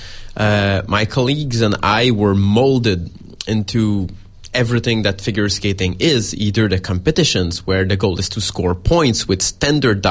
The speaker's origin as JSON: {"language": "English", "town": "Montreal", "region": "Quebec", "country": "Canada", "said": "we're from Montreal, which is some kind of a mecca for it"}